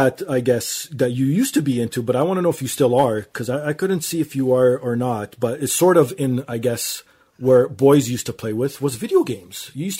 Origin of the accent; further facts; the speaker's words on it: Canada; because I'm Canadian